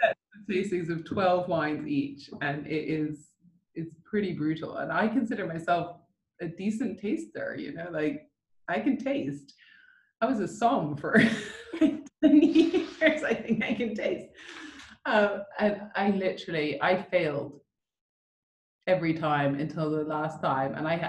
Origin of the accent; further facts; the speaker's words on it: Rockville, Maryland, United States; which I grew up in Rockville, Maryland for a bit.